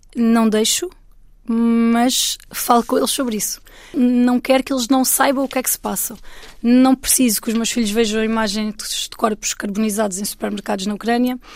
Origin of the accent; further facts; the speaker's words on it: Alentejo, Portugal; Eu, eu sou portuguesa e eu sou uma mulher do Alentejo